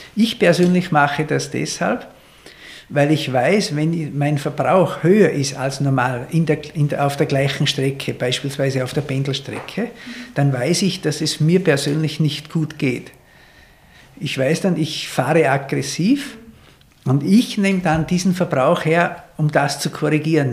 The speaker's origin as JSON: {"language": "German", "country": "Austria", "said": "wie wir Österreicher sagen"}